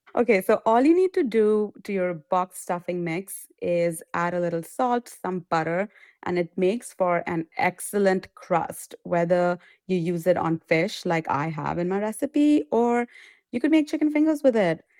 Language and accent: English; India; moved away; I come from India, we pickle a lot of things